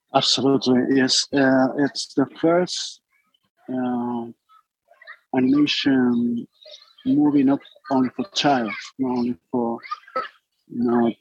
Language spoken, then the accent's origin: English; Basque Country, Spain; English is a second language; I got a band and, and play when I was young in my hometown. I born in the north of Spain, in the Basque Country.